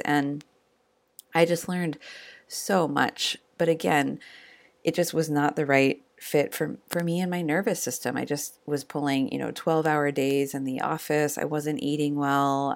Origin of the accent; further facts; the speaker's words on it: Eugene, Oregon, United States; the University of Oregon in my hometown of Eugene